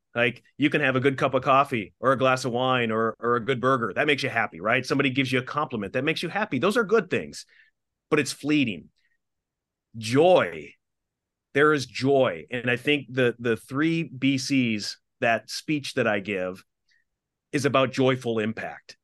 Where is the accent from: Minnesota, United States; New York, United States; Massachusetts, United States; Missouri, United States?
Minnesota, United States; I grew up in Minnesota and in the Midwest.